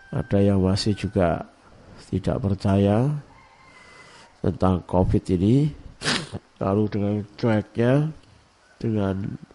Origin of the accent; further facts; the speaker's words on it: Jombang, East Java, Indonesia; born there; semalam saya ngecek di kota kelahiran saya di Jombang ada 35 jenazah di rumah sakit RSUD Jombang